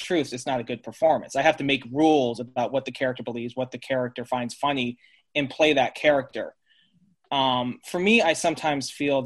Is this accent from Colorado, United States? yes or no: yes; Colorado Springs, Colorado, United States; also born or lived in San Luis Obispo, California; grew up in Colorado Springs, Colorado.